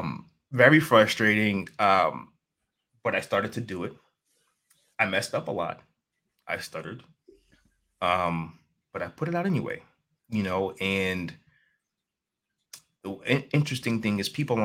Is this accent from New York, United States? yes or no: yes; New York City, New York, United States; I'm from New York City.